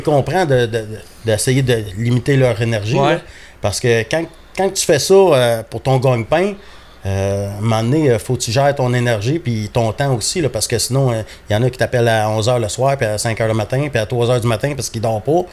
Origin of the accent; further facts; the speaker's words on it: south of Montreal, Quebec, Canada; also born or lived in Churchill Falls, Labrador, Canada; je suis arrivé, ça arrive sud de Montréal. ma famille vient principalement de Châteauguay